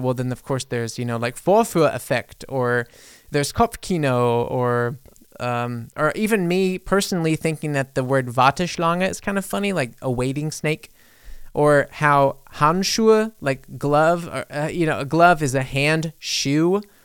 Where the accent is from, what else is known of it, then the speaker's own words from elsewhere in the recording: New Orleans, Louisiana, United States; moved away as an adult; also born or lived in Mississippi; now in Munich, Germany; I was born in Mississippi, but I lived in New Orleans, Louisiana for a very long time. So I usually just say I'm from New Orleans.